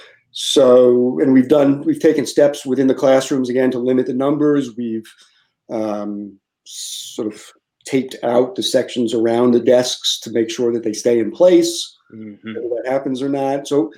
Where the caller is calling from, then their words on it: Lafayette, Louisiana, United States; Yeah, so I'm in Lafayette, Louisiana.